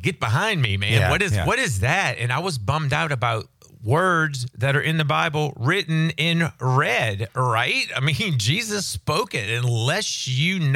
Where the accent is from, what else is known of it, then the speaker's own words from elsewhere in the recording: New Orleans, Louisiana, United States; I grew up in New Orleans early in my life